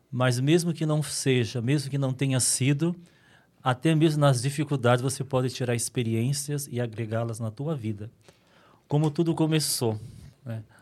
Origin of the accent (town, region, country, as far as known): Minas Gerais, Brazil; also born or lived in São Paulo, Brazil; now in Dracena, Brazil